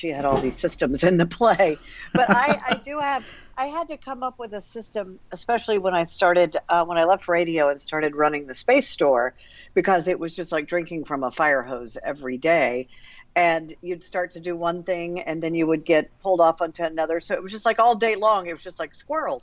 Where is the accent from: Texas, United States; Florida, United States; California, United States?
Texas, United States; Missouri City; growing up in Quail Valley, south of Houston